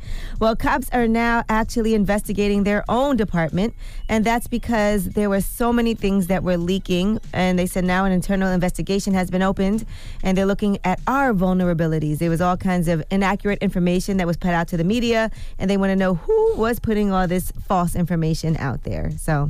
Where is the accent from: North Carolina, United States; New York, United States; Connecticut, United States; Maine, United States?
New York, United States; Brooklyn; Plus, they film it in Brooklyn. I'm from Brooklyn. A lot of places I watch on the show is familiar to me.